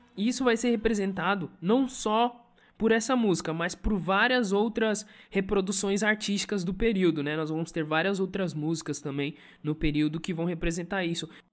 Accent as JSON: {"language": "Portuguese", "country": "Brazil", "said": "ele pertence à nossa cultura, né? enquanto brasileiros"}